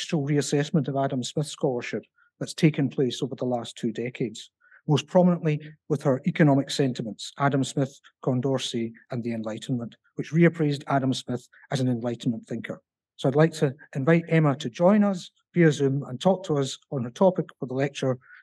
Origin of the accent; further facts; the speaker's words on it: Glasgow, Scotland, United Kingdom; accent: Scottish (implied, Glasgow); I'm from the University of Glasgow